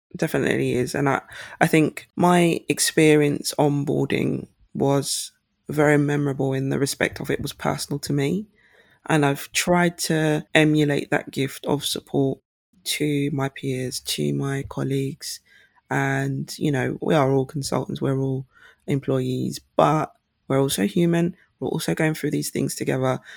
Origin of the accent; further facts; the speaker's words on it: St. Lucia; now in United Kingdom; my home country, St. Lucia